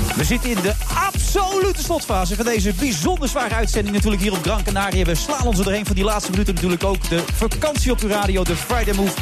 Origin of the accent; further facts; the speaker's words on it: Cuijk, North Brabant, Netherlands; Ik kom uit Kuik